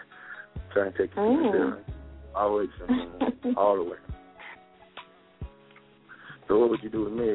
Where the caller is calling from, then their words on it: South Carolina, United States; I'm calling from South Carolina.